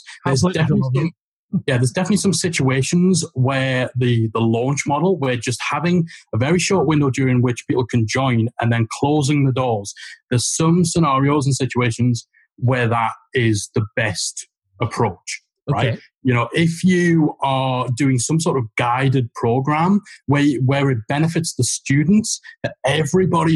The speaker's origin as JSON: {"language": "English", "area": "Geordie", "region": "North East England", "country": "United Kingdom", "accent": "Geordie", "said": "Geordie voices"}